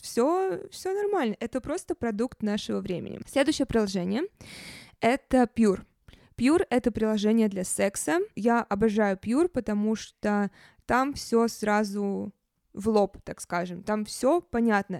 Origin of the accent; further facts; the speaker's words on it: Saint Petersburg, Russia; also born or lived in Moscow; я сейчас в Петербурге, в моём родном городе.